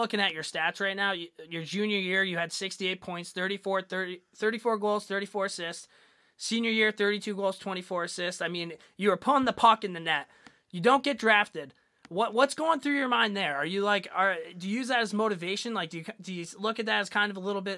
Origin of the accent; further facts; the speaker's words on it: United States; I'm an American